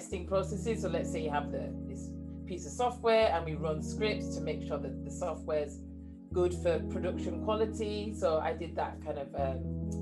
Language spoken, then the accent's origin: English; Leeds, Yorkshire and the Humber, United Kingdom; accent: northern; now in Cambridge, United Kingdom; I was born and raised in Leeds, England. So I've, as you can hear from my accent, those people in the UK, you know, I'm from the north. I now live in Cambridge